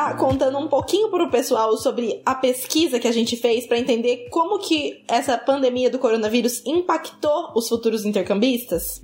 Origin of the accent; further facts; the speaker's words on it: Brazil; a gente é brasileiro